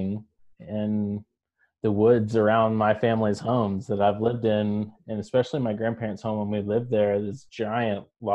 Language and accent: English; Greensboro, North Carolina, United States; moved away as an adult; also born or lived in California; I'm originally from North Carolina. I was born and raised in the Greensboro area.